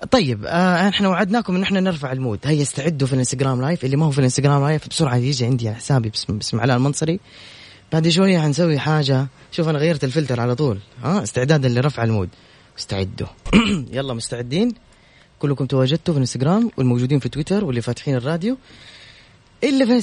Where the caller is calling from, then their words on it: Mecca, Makkah Province, Saudi Arabia; من مكه